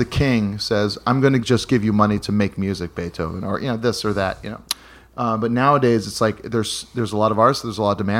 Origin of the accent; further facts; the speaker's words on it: Hawaii, United States; a buddy of mine, Dustin, that I grew up with in Hawaii